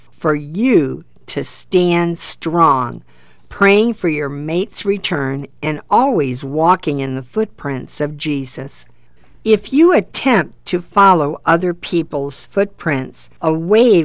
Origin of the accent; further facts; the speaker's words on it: Florida, United States; We live in Florida, 2 miles from our city's beach. I have many memories from being a child to a teenager to an adult playing with our children and grandchildren at the beach